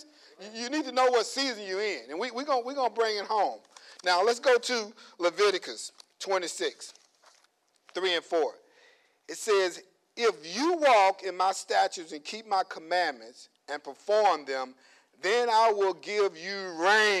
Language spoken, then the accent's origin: English; Louisiana, United States; moved away; back home, I'm from Louisiana. You know, I'm from the country